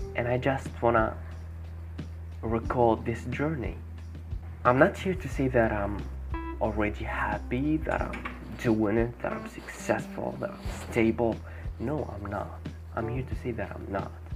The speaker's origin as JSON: {"language": "English", "country": "Tunisia", "said": "I'm from Tunisia, yeah, I'm 18 years old"}